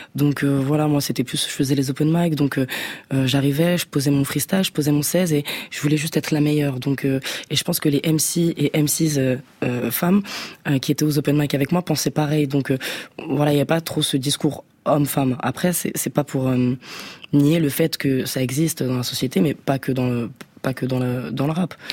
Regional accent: Guadeloupe, France; je suis guadeloupéenne

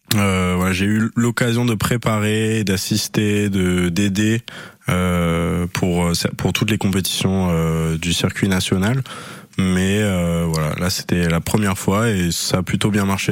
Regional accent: Brittany, France; moved away as an adult; now in Anglet, France; Je viens de Bretagne

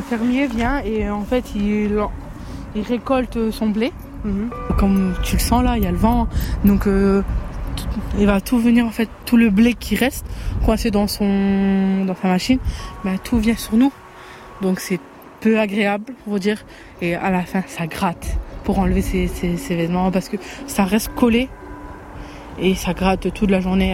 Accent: France; now in Hellemmes-Ronchin, France; on est Français

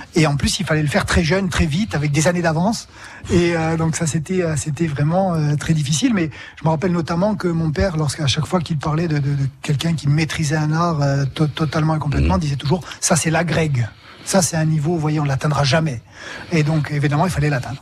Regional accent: Bastia, Corsica, France; Je suis né à Bastia il y a longtemps, à présent

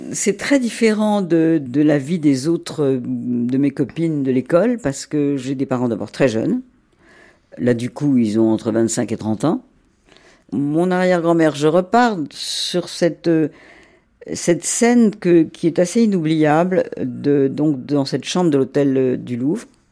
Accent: Monaco; je suis né en effet à Monaco parce que mes parents

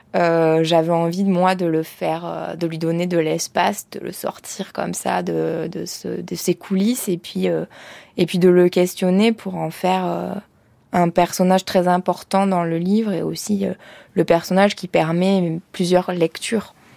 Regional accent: Ardèche, Auvergne-Rhône-Alpes, France; moved away; j'étais partie de l'Ardèche

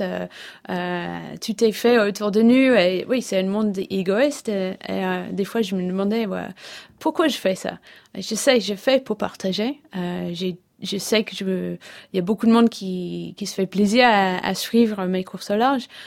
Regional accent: England, United Kingdom; French is a second language; moved away as an adult; now in Brittany, France; je suis anglaise, ça fait, ça fait je pense presque 12 ans que j'habite en Bretagne

